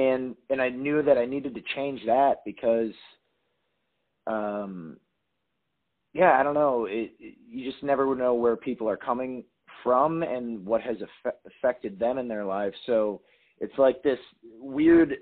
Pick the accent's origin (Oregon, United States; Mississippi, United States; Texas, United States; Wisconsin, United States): Wisconsin, United States; Appleton; moved away as an adult; now in Nashville, United States; I'm born and raised in Appleton, Wisconsin